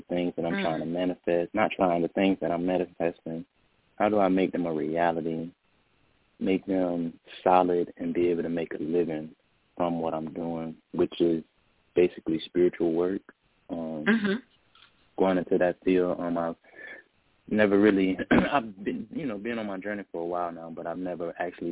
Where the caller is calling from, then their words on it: Florida, United States; I'm calling from Florida.